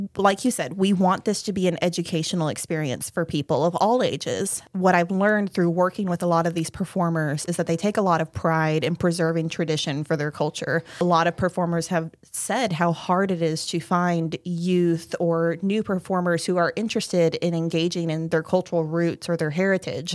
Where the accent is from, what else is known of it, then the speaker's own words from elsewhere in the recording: Hawaii, United States; now in Perry, Georgia, United States; I was raised in Hawaii, so I grew up in a very melting pot environment